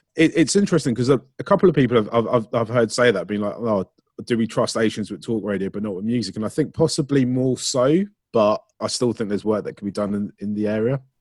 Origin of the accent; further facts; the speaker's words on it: Ealing, London, United Kingdom; I grew up in Ealing